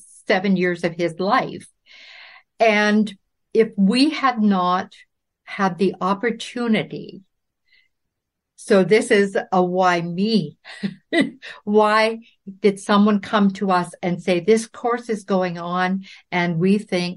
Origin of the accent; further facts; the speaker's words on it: Claresholm, Alberta, Canada; born there; But I was born in Claire's Home, Alberta, because my dad was a flight instructor in the Air Force at that time.